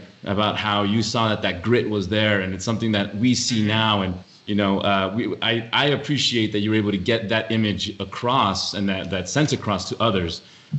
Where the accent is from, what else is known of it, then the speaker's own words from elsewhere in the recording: El Paso, Texas, United States; So I grew up in El Paso, Texas, a border city, really pretty far away from any major city.